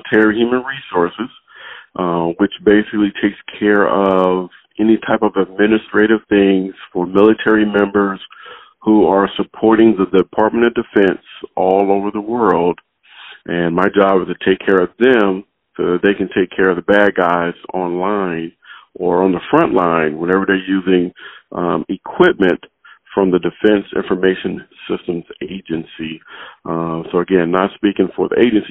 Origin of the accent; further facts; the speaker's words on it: Compton, California, United States; also born or lived in Little Rock, Arkansas; I was born in Little Rock, Arkansas, but my dad moved to Compton, California when I was about 1 year old. So I actually grew up in Compton